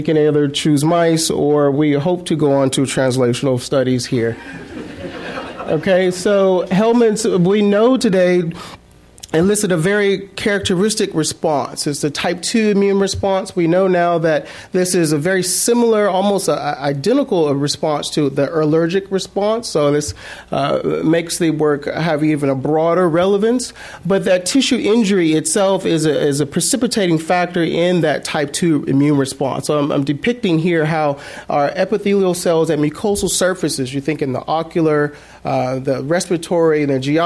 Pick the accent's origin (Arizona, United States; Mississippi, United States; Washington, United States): Mississippi, United States; South; now in San Francisco, United States; growing up in South Mississippi